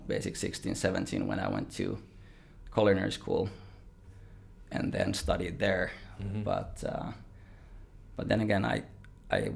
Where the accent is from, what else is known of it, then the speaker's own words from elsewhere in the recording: Vantaa, Uusimaa, Finland; now in Australia; born and raised in Vantaa